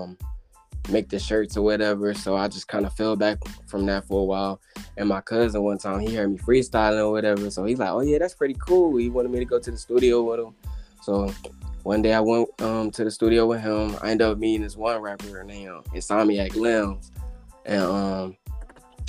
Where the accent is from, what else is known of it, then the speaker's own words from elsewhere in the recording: Cleveland, Ohio, United States; I'm from Cleveland, born and raised.